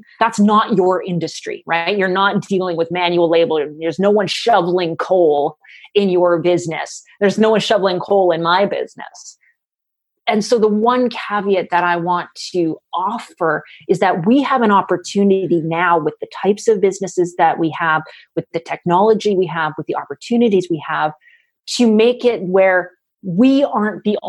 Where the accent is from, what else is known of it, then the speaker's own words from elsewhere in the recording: Canada; I'm a Canadian